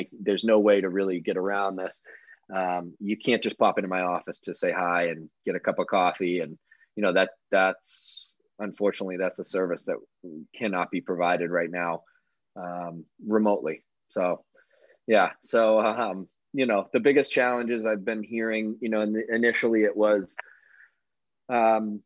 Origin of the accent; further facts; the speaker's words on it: Sandwich, Massachusetts, United States; I grew up on the Cape in Sandwich